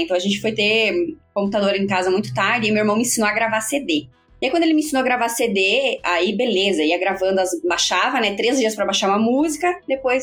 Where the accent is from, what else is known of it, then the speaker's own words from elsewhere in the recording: Chapecó, Santa Catarina, Brazil; Venho de Chapecó, Santa Catarina, que não tem tradição nenhuma no metal, no rock and roll